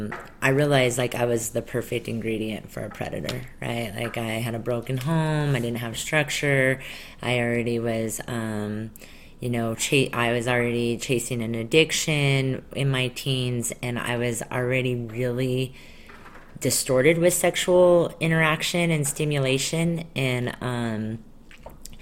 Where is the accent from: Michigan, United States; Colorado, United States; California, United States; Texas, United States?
Colorado, United States; I grew up not in Utah, but I grew up in Colorado